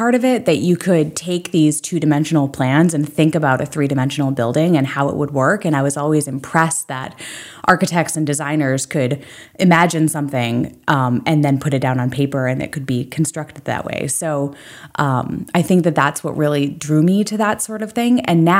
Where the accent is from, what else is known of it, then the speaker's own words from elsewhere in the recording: Belgrade Lakes, Maine, United States; also born or lived in upstate New York; now in Portland, United States; Yes, I'm originally from Belgrade Lakes.